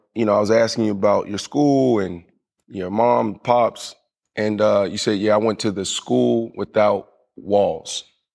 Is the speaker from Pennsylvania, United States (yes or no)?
yes; Pittsburgh, Pennsylvania, United States; moved away; also born or lived in Florida; When I grew up in Pittsburgh, and there was one white family in my neighborhood